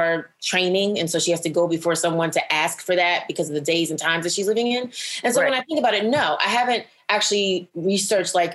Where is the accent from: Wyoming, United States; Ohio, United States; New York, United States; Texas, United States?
New York, United States; New York City; I am from Brooklyn, New York